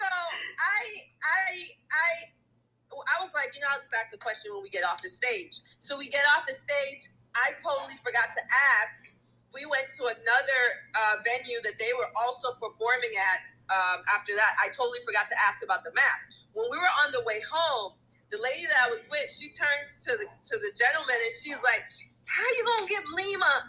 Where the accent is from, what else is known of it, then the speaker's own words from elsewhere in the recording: U.S. Virgin Islands; I came all the way from the Virgin Islands.